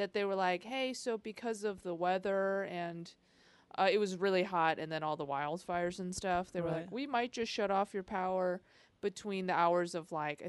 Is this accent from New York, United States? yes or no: no; Chicago, Illinois, United States; Like people know I'm from Chicago by the way I say Chicago.